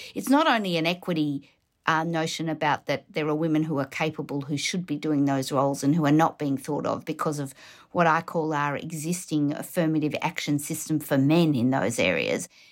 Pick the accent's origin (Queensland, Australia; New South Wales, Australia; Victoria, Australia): Victoria, Australia; Melbourne; I'm originally from Melbourne.